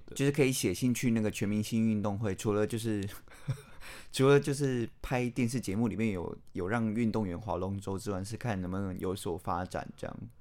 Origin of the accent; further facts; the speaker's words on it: Taiwan; 我觉得身为台湾人